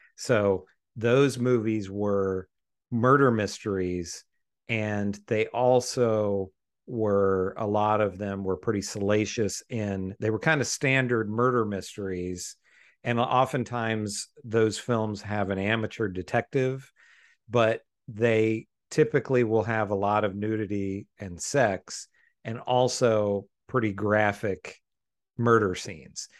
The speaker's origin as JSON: {"language": "English", "country": "United States", "said": "as an American viewer"}